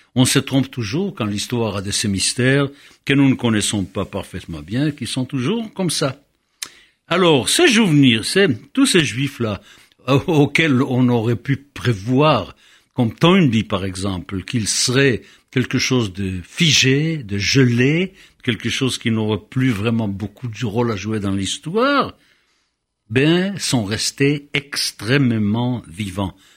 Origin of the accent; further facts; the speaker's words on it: Israel; moved away; j'ai grandi en Israël